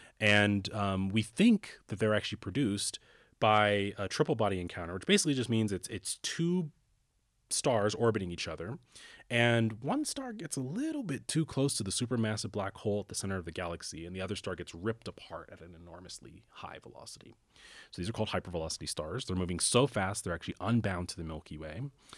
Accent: Canton, Ohio, United States; And I grew up in Canton, Ohio, so it's a relatively small city and, well, bigger than Aspen. But I grew up in a small city in Ohio

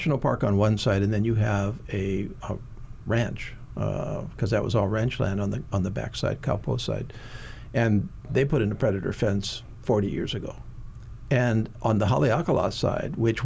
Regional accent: Hawaii Island, United States; Congressman Kahele and I, you know, we're both from Hawaii Island

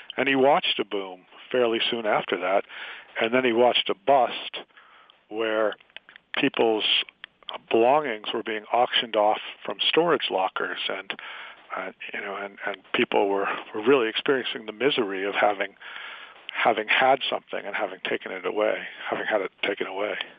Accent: Worcester, Massachusetts, United States; moved away as an adult; also born or lived in Boulder, Colorado / Eldorado Springs, Colorado; now in North Carolina, United States; I had grown up in Worcester

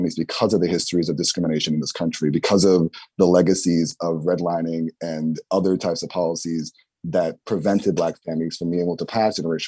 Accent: New York City, New York, United States; a poor Black person growing up in the Bronx

